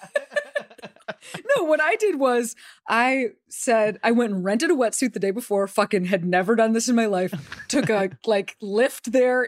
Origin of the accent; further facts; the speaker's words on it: Chicago, Illinois, United States; I'm from Chicago